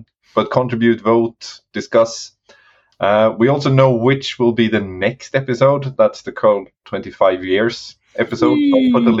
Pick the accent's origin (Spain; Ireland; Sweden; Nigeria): Sweden; accent: Swedish; we do it in like a proper Swedish accent.